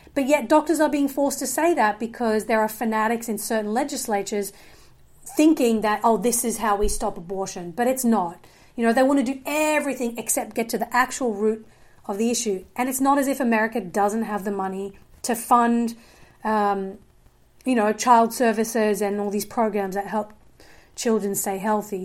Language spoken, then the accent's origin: English; Australia; moved away; I did grow up in a, um, evangelical home in Australia. So I'm originally from Australia